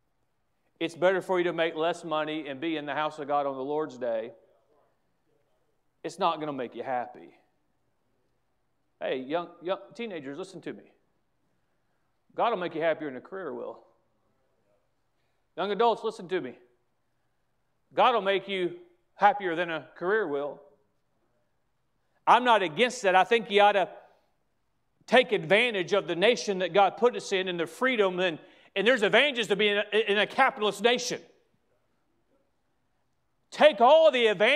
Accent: United States; I have a heritage as an American that I'm proud

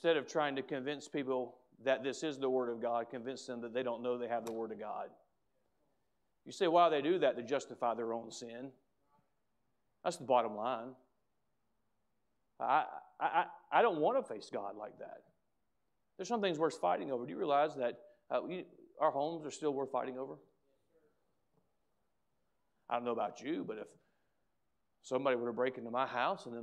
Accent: United States; as an American

